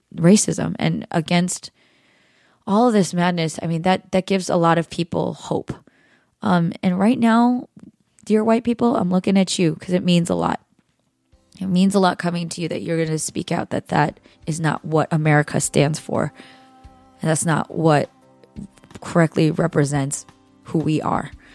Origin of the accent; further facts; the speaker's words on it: California, United States; I've spent my 3 plus decades here in the United States growing up in California